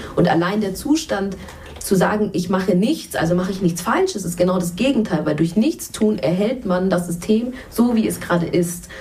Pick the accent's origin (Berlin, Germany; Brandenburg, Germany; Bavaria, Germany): Bavaria, Germany; Munich; ich komme ja auch aus München